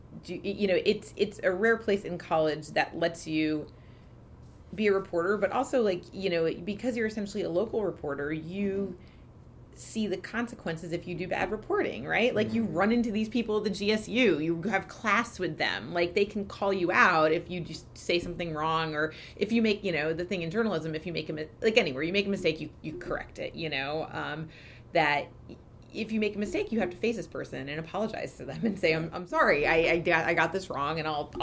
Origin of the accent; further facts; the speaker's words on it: Stamford, Connecticut, United States; moved away as an adult; also born or lived in Boston; Stamford was a really great place to grow up